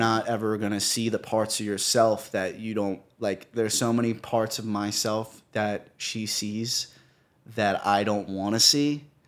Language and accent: English; New York City, New York, United States; I come from New York.